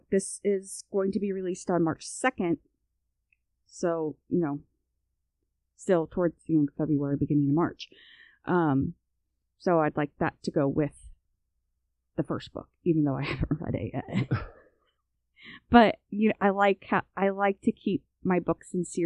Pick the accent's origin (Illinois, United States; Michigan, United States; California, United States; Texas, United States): Illinois, United States; accent: Chicago area; also born or lived in US South; when I'm around my family up north my my Chicago area accent comes out and you hear it more when I'm up north or when I get off the phone with my family.